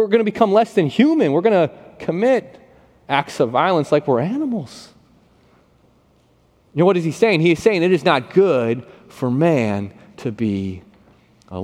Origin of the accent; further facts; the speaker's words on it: Buffalo, New York, United States; moved away; Growing up in Buffalo, New York, I never had a house or an apartment that had air conditioning in it